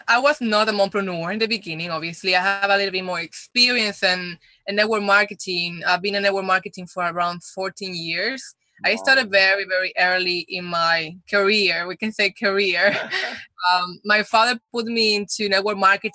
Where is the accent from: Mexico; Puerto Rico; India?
Puerto Rico; first language Spanish; English is a second language; moved away as an adult; also born or lived in Dominican Republic; now in California, United States; I'm from Dominican Republic, but I moved very early when I was when I was in Puerto Rico. I was like around 9